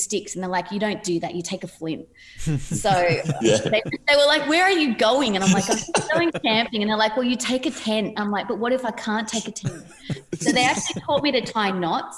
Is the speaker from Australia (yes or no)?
yes; Sydney, New South Wales, Australia; And I come from Padstow Heights, which is a pretty small place